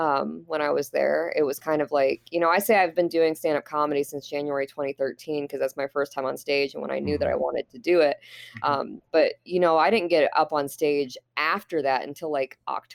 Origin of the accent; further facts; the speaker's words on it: Fort Wayne, Indiana, United States; I am from Fort Wayne, Indiana. I am born and raised Fort Wayne.